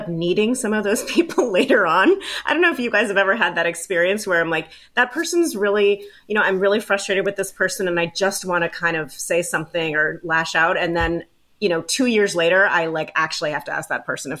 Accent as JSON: {"language": "English", "town": "Baltimore", "region": "Maryland", "country": "United States", "said": "I'm from Baltimore"}